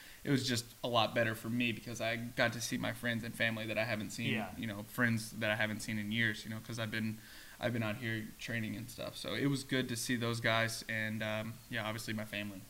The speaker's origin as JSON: {"language": "English", "area": "near Memphis", "region": "west Tennessee", "country": "United States", "tie": "born or raised there", "said": "I'm all the way on the west side, over by Memphis"}